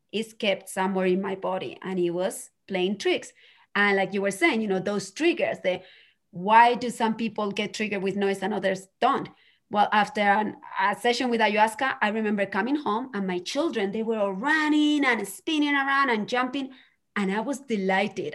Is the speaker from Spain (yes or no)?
yes; Spain; moved away; growing up in Spain